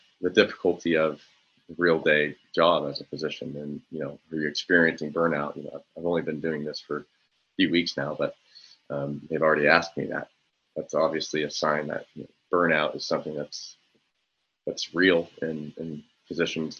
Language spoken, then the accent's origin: English; Tulsa, Oklahoma, United States; moved away as an adult; coming from Tulsa, I'll say in my experience, I was a part of the Tulsa County Medical Society, my hometown